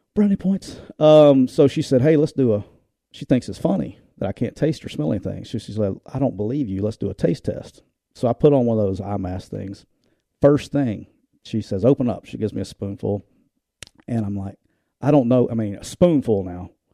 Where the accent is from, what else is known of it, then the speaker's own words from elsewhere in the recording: Alabama, United States; I'm from Alabama